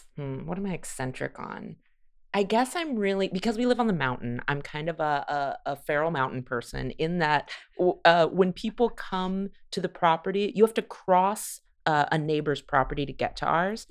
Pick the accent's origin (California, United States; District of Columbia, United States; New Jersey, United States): California, United States; moved away as an adult; also born or lived in Chicago; now in Los Angeles, United States; I grew up in California, and then I lived in Chicago